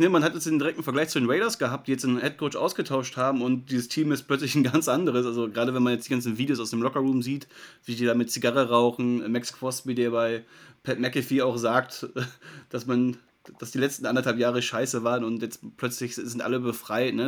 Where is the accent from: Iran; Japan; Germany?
Germany; als Deutscher